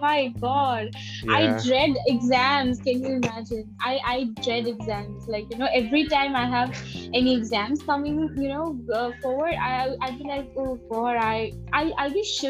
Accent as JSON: {"language": "English", "town": "Guwahati", "region": "Assam", "country": "India", "said": "I'm from Guwahati."}